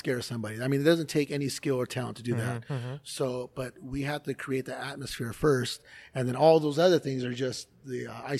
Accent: Los Angeles, California, United States; moved away; I was born and raised in Los Angeles.

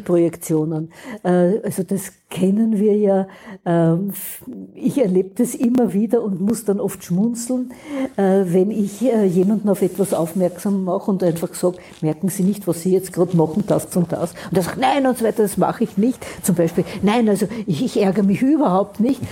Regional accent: Austria; wir haben in Österreich

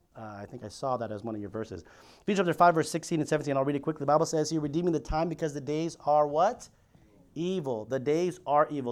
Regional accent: Philippines; I'm Filipino.

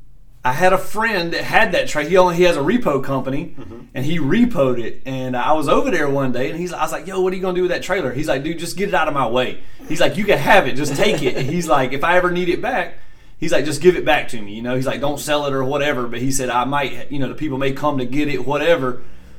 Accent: Greer, South Carolina, United States; Greer Dragway is where I started. That's my hometown

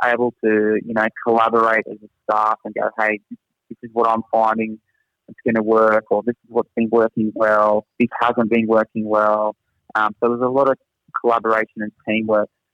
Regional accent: Australia; accent: thick Australian; moved away as an adult; now in Singapore; my thick Australian accent

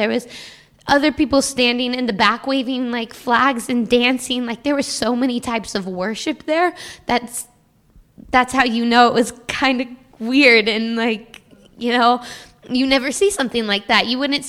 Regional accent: Washington, United States; moved away as an adult; now in Kentucky, United States; because I moved from Washington to Kentucky to go to school, you know, so, you know, being in a place away from home, you kind of have to make yourself home.

